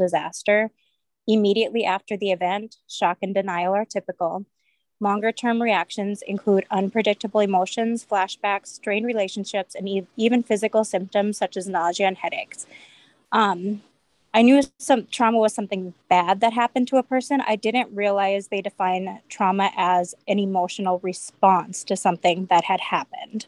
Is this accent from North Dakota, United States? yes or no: yes; Bismarck, North Dakota, United States; I am from Bismarck